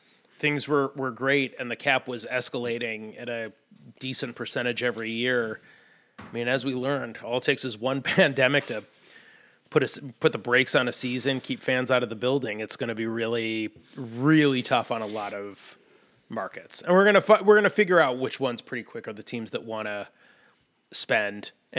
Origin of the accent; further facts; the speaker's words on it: Detroit, Michigan, United States; moved away; I've been out of Detroit a long time.